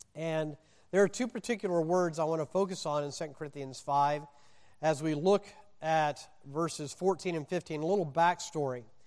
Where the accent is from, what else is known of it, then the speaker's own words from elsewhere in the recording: Indiana, United States; moved away; also born or lived in Mississippi / Wisconsin / the West; I was born in Mississippi, raised in Indiana, college in Wisconsin